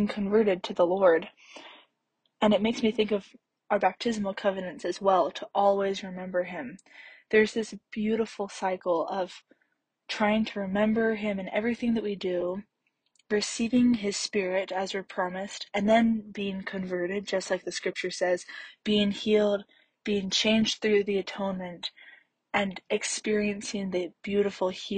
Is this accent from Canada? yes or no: yes; Canada; also born or lived in Salt Lake City, Utah; now in Provo, United States; I'm originally from Canada, but my family lives in Salt Lake City right now